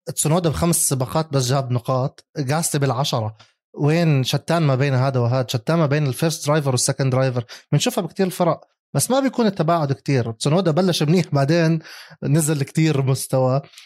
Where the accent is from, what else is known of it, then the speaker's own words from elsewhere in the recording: Jordan; عندنا بالاردن